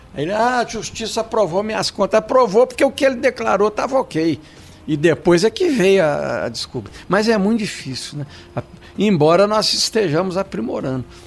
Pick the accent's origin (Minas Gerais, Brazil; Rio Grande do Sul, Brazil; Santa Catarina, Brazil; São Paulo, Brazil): Minas Gerais, Brazil; São João del Rei; also born or lived in Barbacena; now in Belo Horizonte, Brazil; São João del Rei, minha terra natal